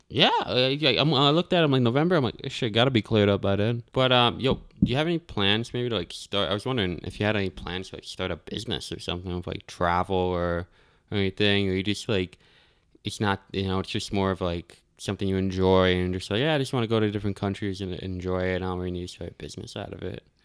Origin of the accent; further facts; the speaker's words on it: Albany, New York, United States; now in Colorado, United States; I was born in Albany, I was born in upstate New York